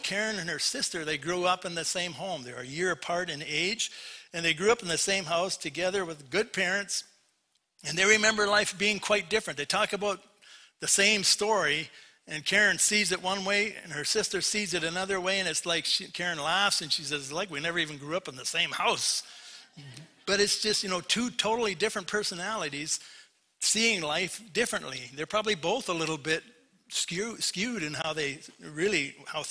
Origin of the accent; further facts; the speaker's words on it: Port Coquitlam, British Columbia, Canada; moved away; I was raised in Vancouver, raised in Port Coquitlam